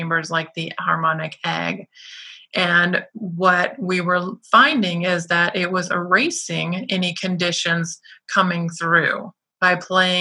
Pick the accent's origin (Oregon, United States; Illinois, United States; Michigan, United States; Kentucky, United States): Michigan, United States; Detroit; I'm from Detroit